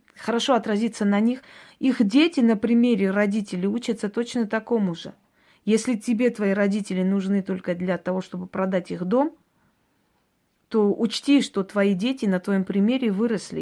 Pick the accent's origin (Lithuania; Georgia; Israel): Georgia; now in Russia; я родилась в Грузии, но поскольку это была моя маленькая Армения, понимаете, там э, армянское село